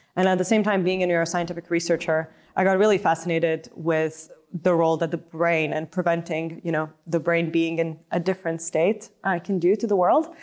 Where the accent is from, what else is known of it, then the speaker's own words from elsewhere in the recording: Lithuania; moved away as an adult; also born or lived in United States; originally born and raised in Lithuania, and, uh, grew up there